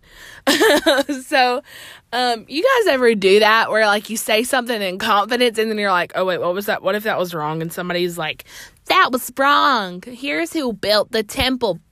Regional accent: Alabama, United States; I'm from Alabama

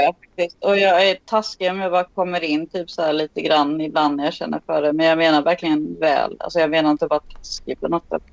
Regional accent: Sweden; I'm from Sweden

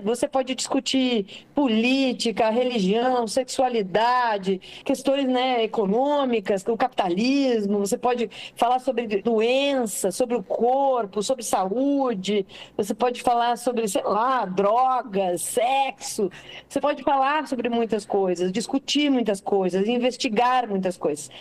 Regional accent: Castro, Paraná, Brazil; moved away as an adult; now in Curitiba, Brazil; Eu sou do interior de uma cidade pequena do Paraná, né? Sou de Castro

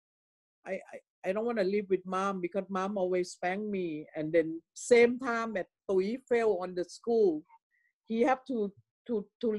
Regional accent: Thailand; moved away; in my hometown, it's a lot of Taijiu people. It came from China to live in Thailand

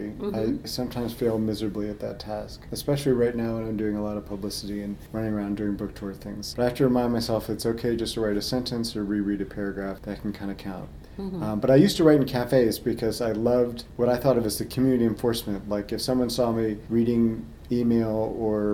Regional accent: Los Angeles, California, United States; also born or lived in Washington, D.C.; now in Milwaukee, United States; I grew up in Los Angeles

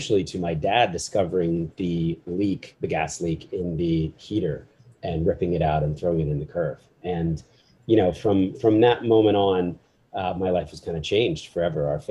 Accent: New Jersey, United States; also born or lived in Philadelphia, Pennsylvania; I was born in Philly, middle class family. My dad was a business guy. Mom was a writer. And when I was four, we moved to South Jersey

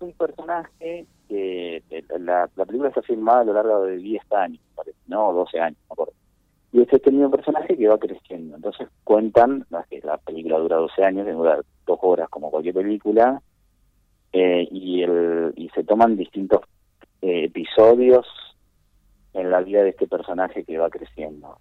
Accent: Esperanza, Santa Fe, Argentina; en ese mismo pueblo, en Esperanza, que es un pueblo que queda, eh, digamos, en la es la pampa gringa Santa santafesina

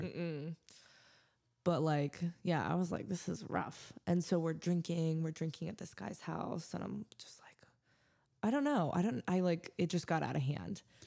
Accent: Missouri, United States; moved away as an adult; now in Denver, United States; I grew up in Missouri, you know, didn't get out hardly at all

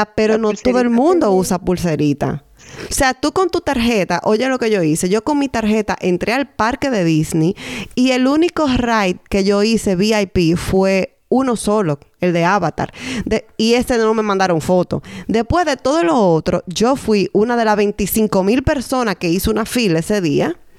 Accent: San Francisco de Macorís, Duarte, Dominican Republic; moved away; en San Francisco de Macorís, que es mi ciudad natal

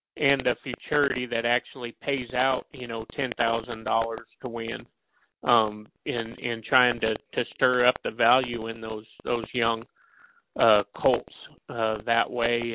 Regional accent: South Dakota, United States; moved away as an adult; also born or lived in Tulsa, Oklahoma; growing up in South Dakota

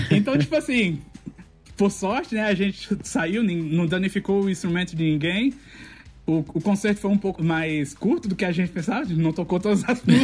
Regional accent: Campina Grande, Paraíba, Brazil; É, a gente tinha uma orquestra na minha cidade, eu sou de Campina Grande, que se chamava Orquestra Civuca.

